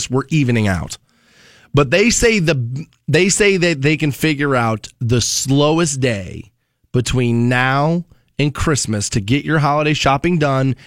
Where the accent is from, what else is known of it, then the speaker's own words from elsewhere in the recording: Ohio, United States; also born or lived in Las Vegas, Nevada; I am from Ohio